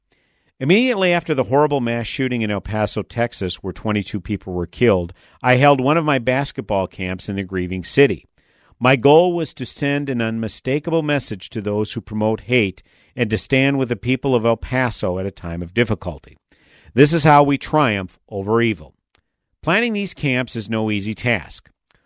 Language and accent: English; Turkey; now in United States; Being a champion of tens of thousands of voiceless people in my home country carries a risk that includes death threats and arrest warrants. Earlier this year, Turkey issued an Interpol red notice to hunt me down for being a terrorist.